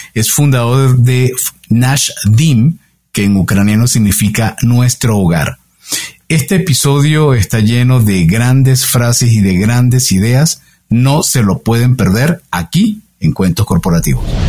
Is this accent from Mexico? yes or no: no; Venezuela; como buen venezolano, donde de donde vengo, lo que más se practica es el béisbol